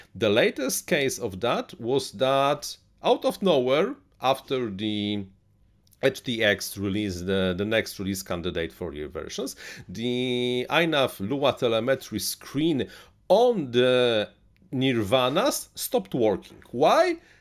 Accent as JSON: {"language": "English", "country": "Poland", "second_language": "English", "said": "I'm from Eastern Europe, Central Eastern Europe. We have this, this have have this accent."}